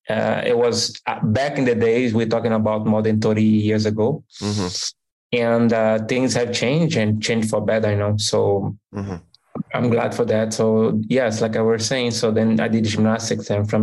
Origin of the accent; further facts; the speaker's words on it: Recife, Pernambuco, Brazil; English is a second language; moved away as an adult; also born or lived in Montreal / Orlando; I'm originally from Brazil.